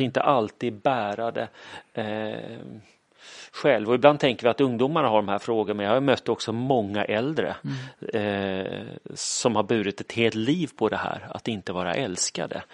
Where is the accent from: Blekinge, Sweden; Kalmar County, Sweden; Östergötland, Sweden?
Kalmar County, Sweden; Kalmar; also born or lived in Falköping / Uppsala; now in Linköping, Sweden; Frågan är var jag kommer ifrån brukar jag säga Kalmar, för det är där jag är uppvuxen.